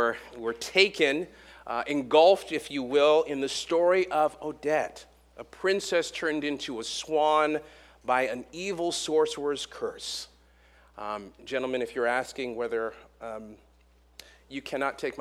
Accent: California, United States; moved away as an adult; now in Hampton Roads, United States; We are originally from California

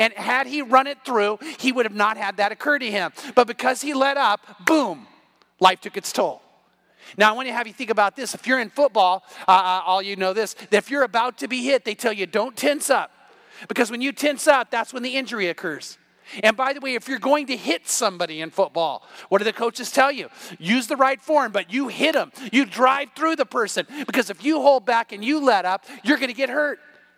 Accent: California, United States; moved away; I'm from California

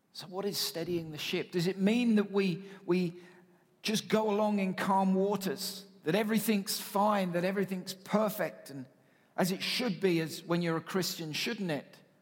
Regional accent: United Kingdom; now in Canada; I am British

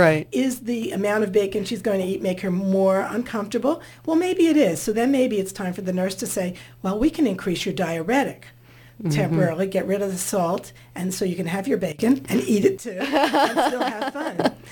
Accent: New Jersey, United States; I come from New Jersey where we had a lot of Italians and Jewish families

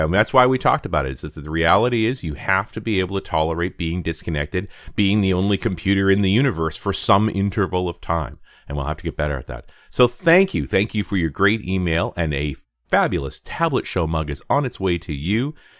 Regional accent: Scotland, United Kingdom; and I grew up in Scotland.

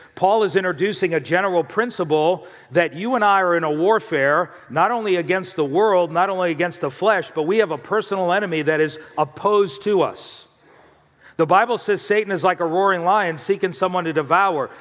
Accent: South Florida, United States; I grew up in South Florida

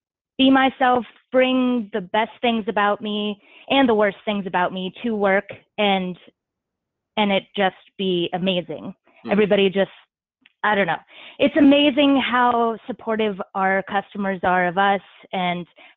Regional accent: Franklin, Virginia, United States; moved away; also born or lived in Cincinnati / Washington, D.C.; We are both from Franklin, in the Tidewater area of Virginia. And both of our dads and Will's mom worked for a union camp, a small paper mill that was like the center of the town

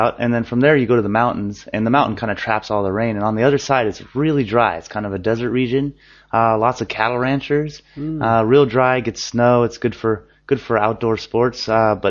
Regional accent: Oregon, United States; I'm from Oregon.

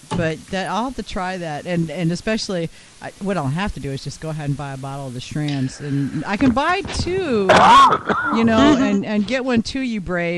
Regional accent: Central North Carolina, United States; I'm from Central North Carolina

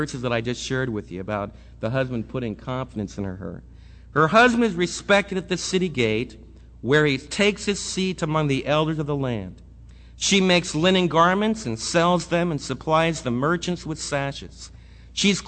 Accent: New York, United States; I was raised right near New York City

